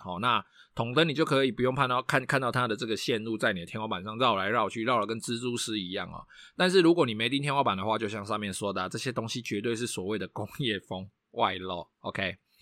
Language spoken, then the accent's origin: Chinese; Taiwan; 我们台湾人非常地会比价，然后非常地会，呃，非常地重视 C P 值嘛